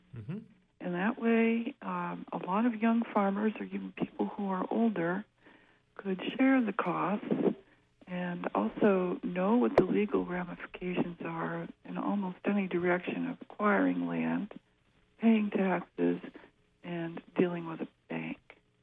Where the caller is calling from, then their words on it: Orono, Maine, United States; I'm calling from Orono.